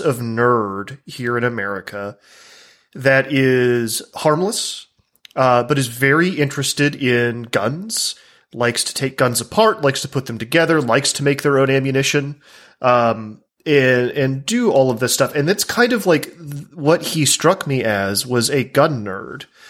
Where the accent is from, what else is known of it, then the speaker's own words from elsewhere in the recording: the American South, United States; an American from the South where I've, I've lived among gun culture my entire life